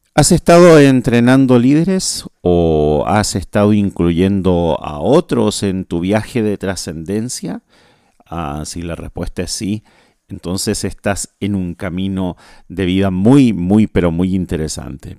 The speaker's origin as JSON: {"language": "Spanish", "country": "Chile", "moved": "yes", "lives_now": "Asunción, Paraguay", "said": "soy chileno, vivo en, vivo en Paraguay"}